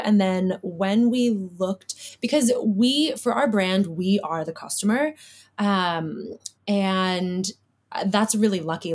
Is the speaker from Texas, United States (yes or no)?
no; Chicago, Illinois, United States; moved away as an adult; now in Perth, Australia; I'm born and raised in Chicago